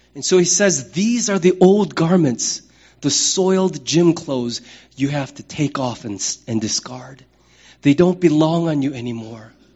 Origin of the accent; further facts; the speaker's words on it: United States; I am a man, I'm an American, I'm a pastor, I'm a father, I'm a citizen of the United States